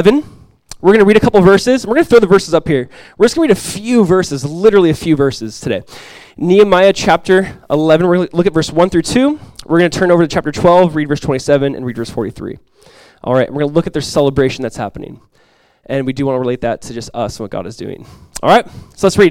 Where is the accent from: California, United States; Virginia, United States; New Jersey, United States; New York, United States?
California, United States; Southern; moved away as an adult; now in Florida, United States; Growing up in Southern California, I just never really got into ice hockey.